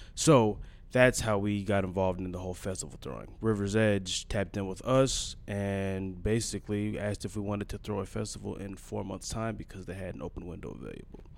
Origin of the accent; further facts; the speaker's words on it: Brooklyn Park, Minnesota, United States; also born or lived in Eagan, Minnesota / Mankato, Minnesota; I'm from Brooklyn Park, Minnesota. Went to high school in Eagan, Minnesota.